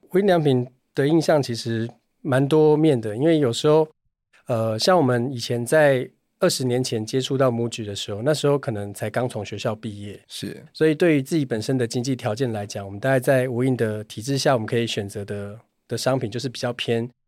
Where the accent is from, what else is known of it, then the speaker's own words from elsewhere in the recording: Taichung, Taiwan; 我同时本身也是一个九岁小孩子的爸爸，那我也来自台中，我们要讲台语